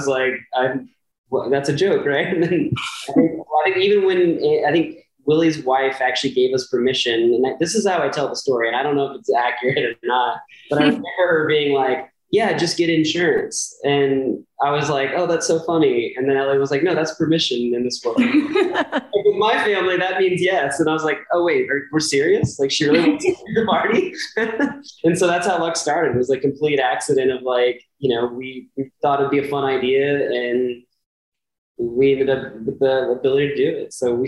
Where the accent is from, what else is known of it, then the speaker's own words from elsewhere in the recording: New Braunfels, Texas, United States; I grew up in New Braunfels, Texas, which is very like musical city, same kind of deal.